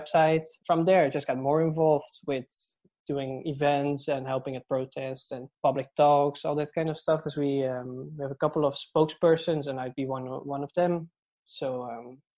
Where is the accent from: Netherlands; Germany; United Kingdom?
Netherlands; moved away as an adult; now in Dublin, Ireland; I'm from the Netherlands, and I moved to Dublin 3 years ago to pursue a PhD in UCD.